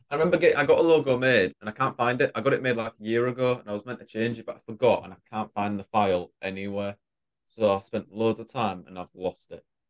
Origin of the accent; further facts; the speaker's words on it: Leeds, Yorkshire and the Humber, United Kingdom; now in Scotland, United Kingdom; Cool, yeah, so … First off, thanks for having me on your show. Happy to be here. But yeah, I'm a podcaster from Leeds. I live in Scotland now